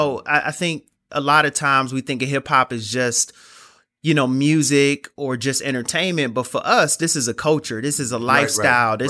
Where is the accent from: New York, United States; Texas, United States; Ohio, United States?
Ohio, United States; Cleveland; now in Chicago, United States; Cleveland, Ohio.